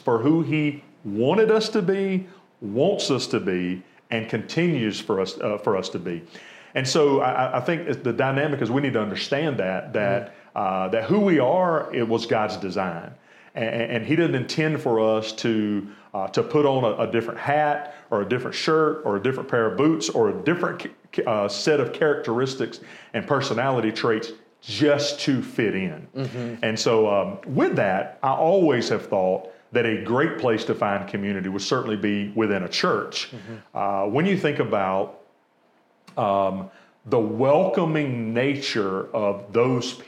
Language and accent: English; Americus, Georgia, United States; born and raised in Americus, you know, I didn't attend the private school